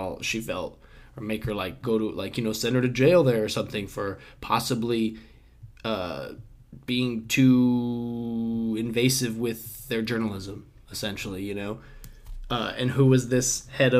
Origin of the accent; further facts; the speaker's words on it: United States; as an American